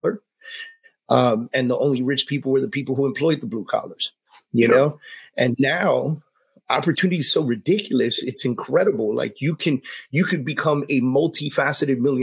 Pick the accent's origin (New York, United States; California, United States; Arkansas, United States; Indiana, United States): New York, United States; New York City; I was a Puerto Rican kid growing up in the Bronx